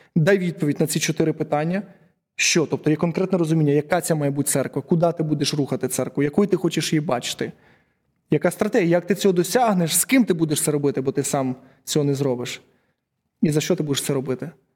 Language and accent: Ukrainian; Uman, Cherkasy Oblast, Ukraine; я з Умані